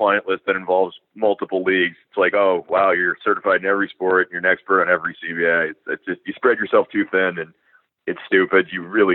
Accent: South Florida, United States; I'm from South Florida where everyone's Jewish

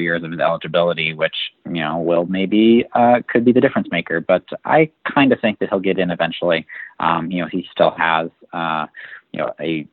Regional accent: Massachusetts, United States; my home state of Massachusetts

